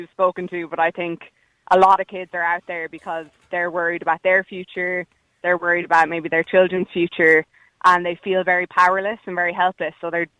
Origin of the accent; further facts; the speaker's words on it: Galway, Connacht, Ireland; I'm from Galway.